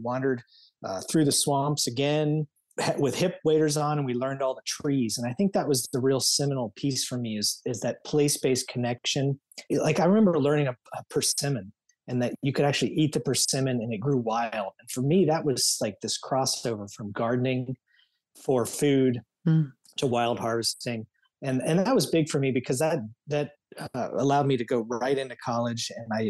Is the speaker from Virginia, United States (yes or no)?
yes; near Jamestown, Virginia, United States; moved away; I grew up on the swamps of Virginia near Jamestown